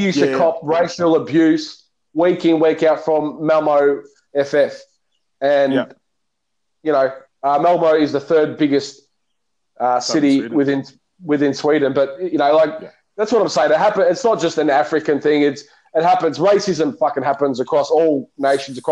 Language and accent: English; Australia; I'm Aussie